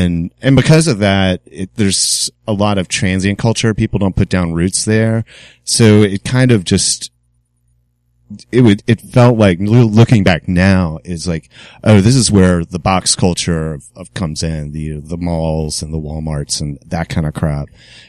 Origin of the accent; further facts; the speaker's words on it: Newport News, Virginia, United States; now in Richmond, United States; No, Newport News, but I just pretty much landed out of high school in Richmond.